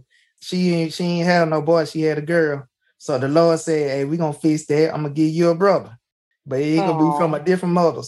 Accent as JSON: {"language": "English", "town": "Jackson", "country": "United States", "said": "I'm from Jackson"}